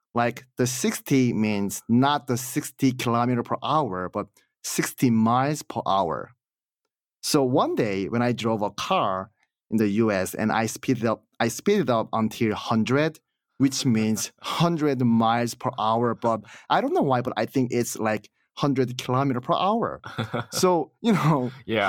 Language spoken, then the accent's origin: English; South Korea; moved away as an adult; now in United States; I'm from Korea